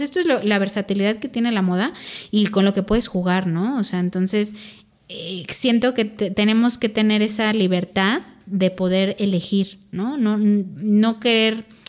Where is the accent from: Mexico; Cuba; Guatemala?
Mexico; also born or lived in Spain; nosotros a lo mejor como como como mexicanos